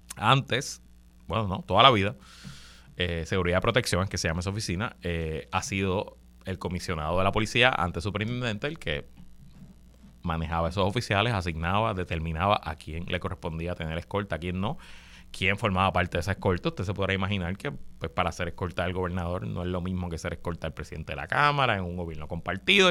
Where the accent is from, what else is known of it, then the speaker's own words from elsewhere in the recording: Puerto Rico; nosotros somos colonia de los Estados Unidos